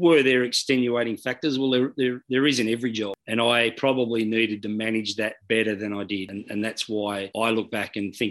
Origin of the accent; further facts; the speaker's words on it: New South Wales, Australia; I'm a very passionate New South Welshman. I love my state, I love my hometown, I love living in Sydney